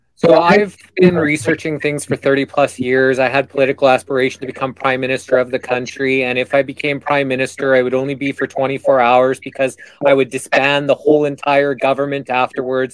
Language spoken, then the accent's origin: English; Alberta, Canada; I'm Canadian, with our biggest cities being in my province uh, in Calgary and Edmonton